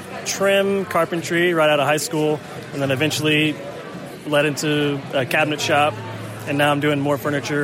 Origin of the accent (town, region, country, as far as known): Seguin, Texas, United States